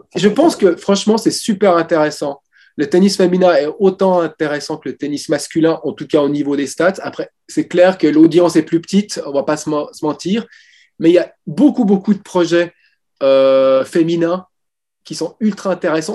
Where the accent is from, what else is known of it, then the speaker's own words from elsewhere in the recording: Switzerland; je suis suisse